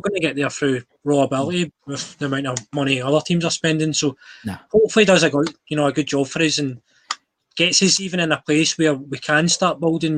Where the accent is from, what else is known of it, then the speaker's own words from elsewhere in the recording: Scotland, United Kingdom; as a Scottish person